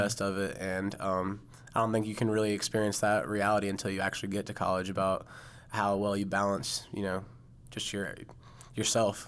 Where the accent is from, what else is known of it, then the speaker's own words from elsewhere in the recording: Charlotte, North Carolina, United States; I came home to Charlotte to Central Piedmont